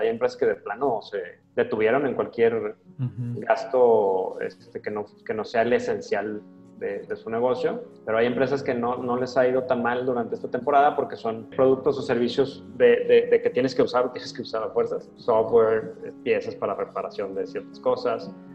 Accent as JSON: {"language": "Spanish", "town": "Guadalajara", "region": "Jalisco", "country": "Mexico", "tie": "born or raised there", "moved": "as an adult", "lives_now": "Monterrey, Mexico", "said": "Yo soy de Guadalajara. Vivo en Monterrey desde hace 15 años pero soy originario de Guadalajara."}